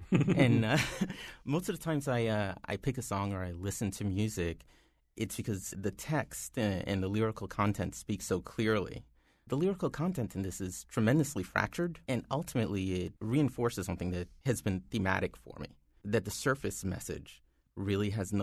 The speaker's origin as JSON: {"language": "English", "area": "Long Island", "region": "New York", "country": "United States", "tie": "born or raised there", "said": "I was raised in Long Island"}